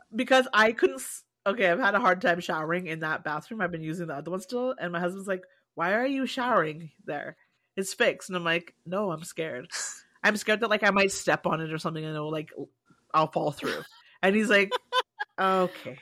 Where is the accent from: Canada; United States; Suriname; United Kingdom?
Canada; I've always felt too Canadian to be African and too African to be Canadian